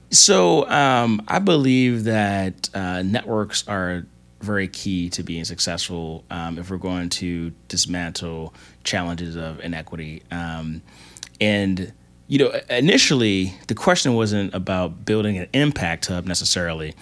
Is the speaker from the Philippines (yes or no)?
no; Baltimore, Maryland, United States; growing up in Baltimore City